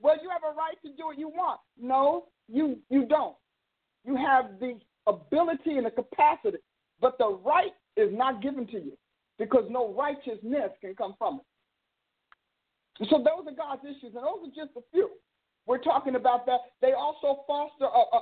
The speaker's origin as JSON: {"language": "English", "town": "Newark", "region": "New Jersey", "country": "United States", "tie": "born or raised there", "said": "I grew up in Newark"}